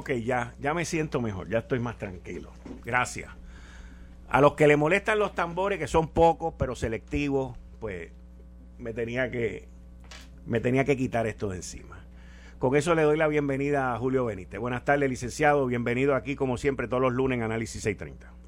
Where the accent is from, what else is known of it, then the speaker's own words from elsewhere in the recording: Puerto Rico; somos una colonia americana